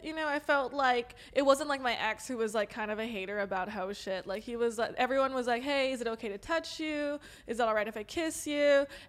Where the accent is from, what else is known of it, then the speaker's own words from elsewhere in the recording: Los Angeles, California, United States; accent: Valley girl; I'm LA native